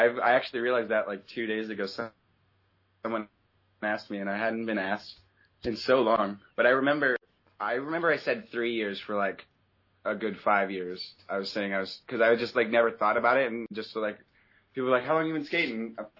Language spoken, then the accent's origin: English; Orange County, Southern California, United States; I grew up in Southern California, like Orange County.